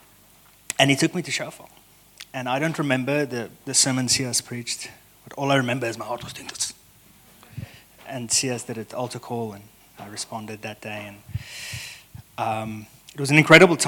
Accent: South Africa; moved away as an adult; also born or lived in Stellenbosch, South Africa; now in United States; I am South African

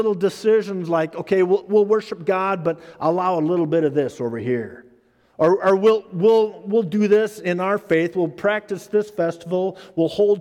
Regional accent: Minnesota, United States; when I was growing up in Minnesota

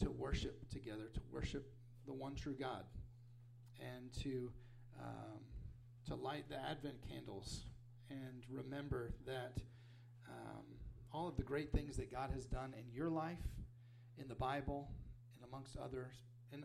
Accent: Wichita Falls, Texas, United States; also born or lived in Papua New Guinea; We're from Wichita Falls.

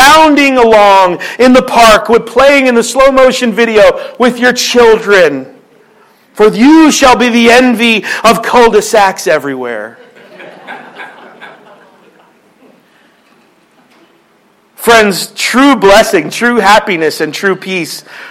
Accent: Philadelphia, Pennsylvania, United States; moved away; I'm from Philly

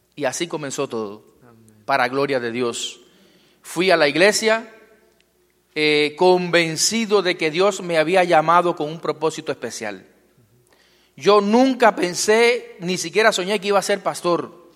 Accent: Cuba; Vengo de un lugar muy lejano. Vengo del Caribe. Eh, vengo de Cuba. Eh, soy pastor eh, en Cuba.

